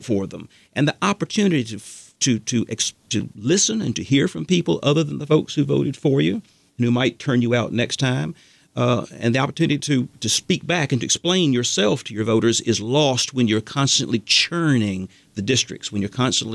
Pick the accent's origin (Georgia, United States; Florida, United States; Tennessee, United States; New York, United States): Georgia, United States; Athens; also born or lived in Savannah, Georgia / Augusta, Georgia; Over in Athens, for example, my hometown